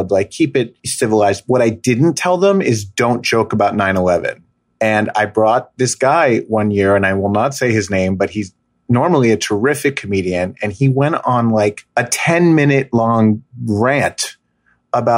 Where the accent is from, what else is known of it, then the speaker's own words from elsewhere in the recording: Summit, New Jersey, United States; my hometown, Summit, New Jersey